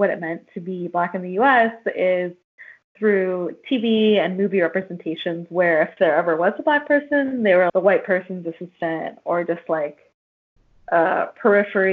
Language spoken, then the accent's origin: English; Northern California, United States; moved away as an adult; now in Tucson, United States; I'm from Northern California. I moved to the Southwest.